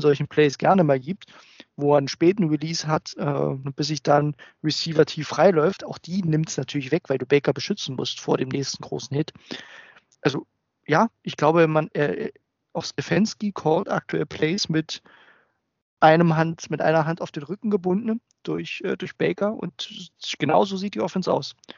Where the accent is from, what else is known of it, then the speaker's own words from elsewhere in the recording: Germany; als Deutscher, also nicht Muttersprachler